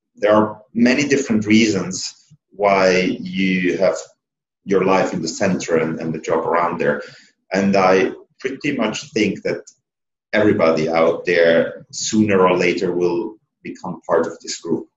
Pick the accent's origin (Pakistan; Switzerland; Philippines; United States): Switzerland; Being a secondo, so being an Italian and growing up in Switzerland, you're somehow not a Swiss